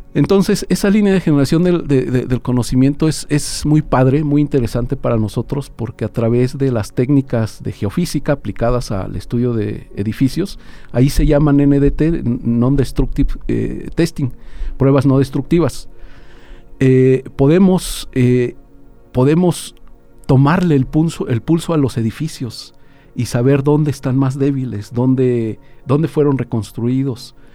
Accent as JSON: {"language": "Spanish", "region": "Querétaro", "country": "Mexico", "tie": "born or raised there", "moved": "yes", "lives_now": "Aguascalientes, Mexico", "said": "yo soy originario de Querétaro"}